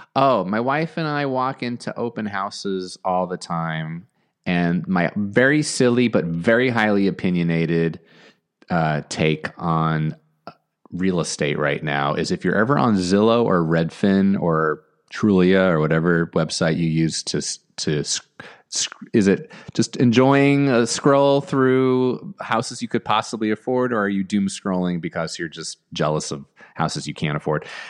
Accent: New Jersey, United States; also born or lived in Long Island, New York; now in Los Angeles, United States; Born in Long Island, grew up in New Jersey.

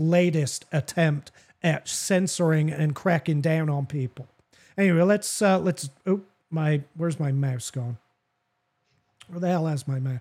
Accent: England, United Kingdom; also born or lived in the South (US); now in United States; That's from growing up in England. We say I reckon all the time

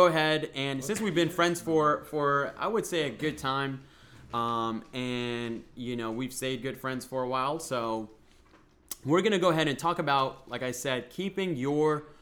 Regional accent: Boston, Massachusetts, United States; we're both from Boston

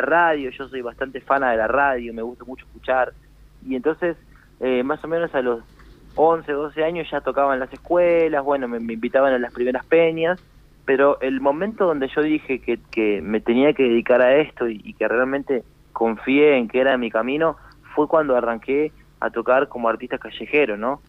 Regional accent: Florencio Varela, Buenos Aires Province, Argentina; moved away as an adult; now in Tucumán, Argentina; en Florencio Varela, donde es mi familia, donde soy yo mm. siempre. Pero bueno, este, hoy en día estoy radicado acá y bueno, muy contento de de sentirme como un tucumano más

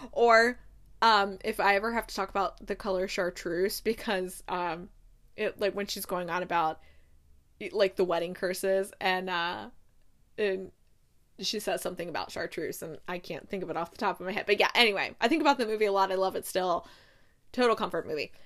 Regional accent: United States; as an American

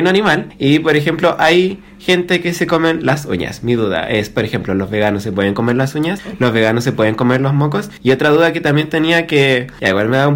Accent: Cabildo, Valparaíso, Chile; now in Santiago, Chile; soy, soy del campo, soy de Cabildo, pero ahora no vivo en Cabildo. Vivo en Santiago

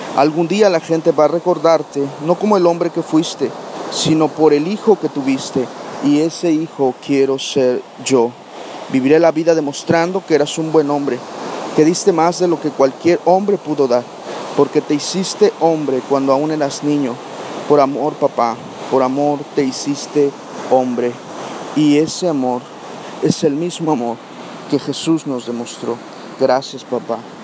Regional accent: Barra de Cazones, Veracruz, Mexico; me encuentro en, Barra de Cazones, el lugar de donde soy originario, eh, una comunidad al norte de, Veracruz

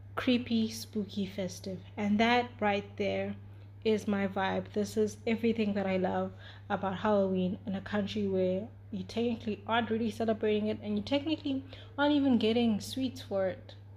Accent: South Africa; I'm also from South Africa. Like, I was literally born five years after our apartheid ended officially

